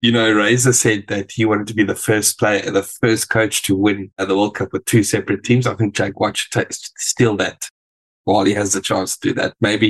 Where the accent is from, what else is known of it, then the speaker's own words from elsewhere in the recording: South Africa; Well, as a South African